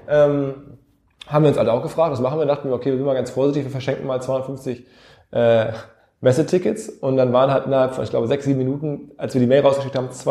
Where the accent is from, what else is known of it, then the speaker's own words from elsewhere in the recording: Essen, North Rhine-Westphalia, Germany; born there; in Essen im Ruhrgebiet, wo ich geboren bin